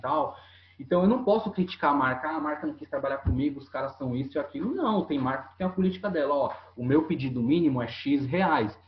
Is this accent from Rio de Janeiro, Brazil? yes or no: no; Itanhaém, São Paulo, Brazil; born or raised there